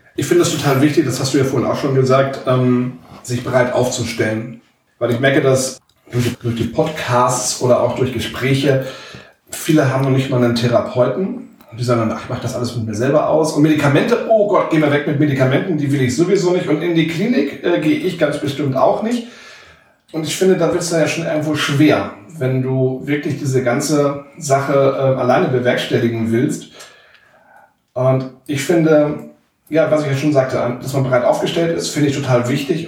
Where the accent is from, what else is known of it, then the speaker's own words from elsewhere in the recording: Walsrode, Lower Saxony, Germany; wir kommen beide aus Walzrode